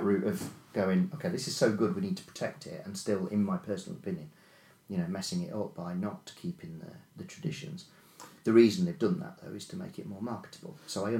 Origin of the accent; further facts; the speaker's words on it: Melton Mowbray, East Midlands, United Kingdom; I was born and bred in Mount Mowbray